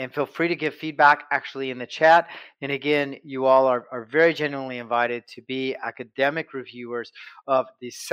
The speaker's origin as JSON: {"language": "English", "town": "Douglas", "region": "Wyoming", "country": "United States", "said": "from Douglas, Wyoming."}